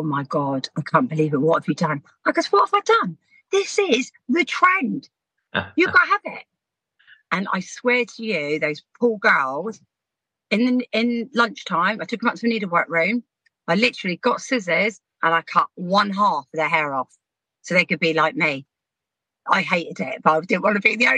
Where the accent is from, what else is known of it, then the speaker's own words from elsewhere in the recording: Southampton, South East England, United Kingdom; We were brought up in Southampton